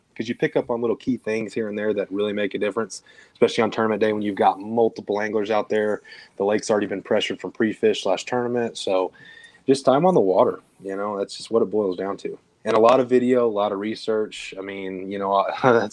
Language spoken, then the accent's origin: English; Southern Illinois, United States; moved away as an adult; now in Texas, United States; I'm originally from Illinois, Southern Illinois, about 5 hours south of Chicago